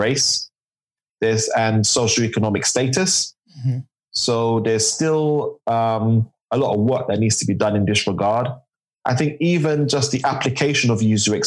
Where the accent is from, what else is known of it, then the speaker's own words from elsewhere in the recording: London, United Kingdom; I'm from East London, Tower Hamlets, born and raised.